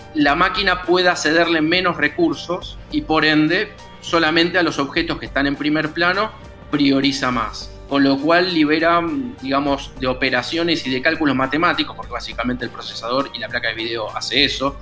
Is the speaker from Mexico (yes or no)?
no; Argentina; el argentino, el que está del otro lado del charco